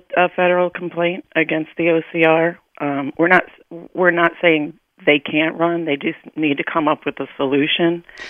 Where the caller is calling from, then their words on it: Connecticut, United States; I am calling from Connecticut.